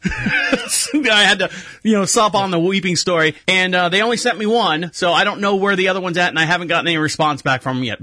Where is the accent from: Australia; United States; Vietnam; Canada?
United States; Orlando, Florida; moved away; I was born and raised in Orlando